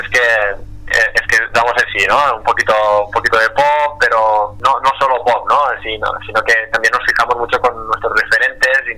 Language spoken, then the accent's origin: Spanish; Tortosa, Catalonia, Spain; de nuestro pueblo, somos de, de Tortosa, Tarragona